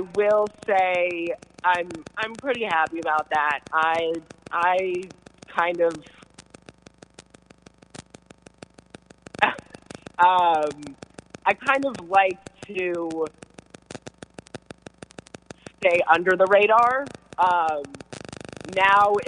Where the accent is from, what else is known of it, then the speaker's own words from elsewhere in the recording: United States; now in Los Angeles, United States; I come from the East Coast, and I actually come from right outside of Washington, D.C.